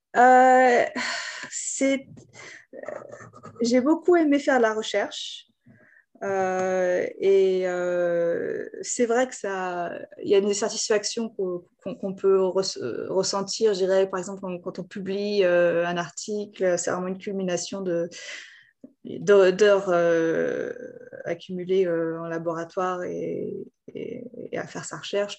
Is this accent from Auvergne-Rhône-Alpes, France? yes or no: yes; Lyon, Auvergne-Rhône-Alpes, France; moved away as an adult; also born or lived in Japan; now in Seoul, South Korea; J'étais à Lyon. Je suis de Lyon à la base.